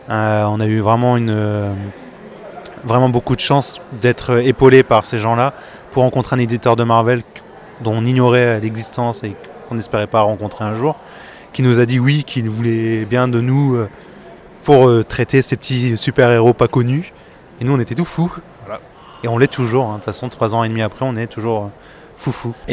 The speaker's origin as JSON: {"language": "French", "town": "Saint-Quentin", "region": "Hauts-de-France", "country": "France", "tie": "born or raised there", "said": "Quand j'étais petit, j'ai grandi à Saint-Quentin en Picardie, il n'y avait qu'un seul festival BD auquel j'allais tout le temps"}